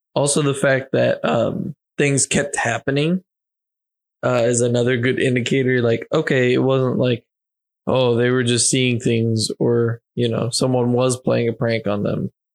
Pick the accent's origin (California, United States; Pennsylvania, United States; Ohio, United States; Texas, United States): Pennsylvania, United States; I was born in Pennsylvania